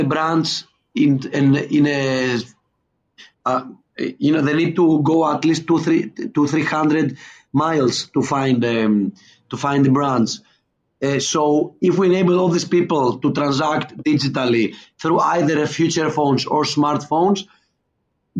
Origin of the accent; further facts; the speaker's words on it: Skiathos, Thessaly, Greece; now in Lagos, Nigeria; I'm originally from Greece, and the place where my family comes from is the island of Skiathos, where they made the Mamma Mia movie. So as you can imagine, my hometown is a very touristic place